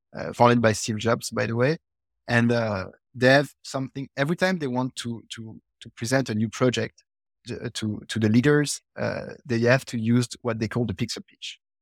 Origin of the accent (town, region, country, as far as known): Belgium; also born or lived in United States